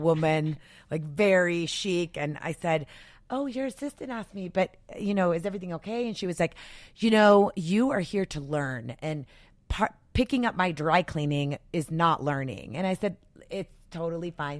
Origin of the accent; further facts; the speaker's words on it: El Paso, Texas, United States; moved away as an adult; also born or lived in Tucson; growing up in El Paso, yes, there were more girls that looked like me